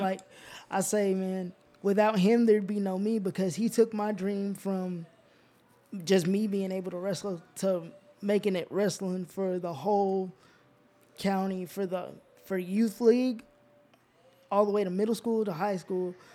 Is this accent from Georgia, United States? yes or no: yes; Georgia, United States; also born or lived in Alaska; we moved from Alaska to Geor-, to Georgia to be with my mom's family